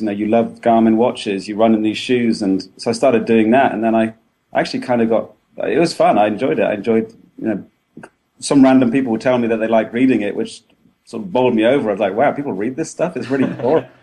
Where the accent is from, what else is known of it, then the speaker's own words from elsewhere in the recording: England, United Kingdom; now in Boston, United States; I'm English and live in America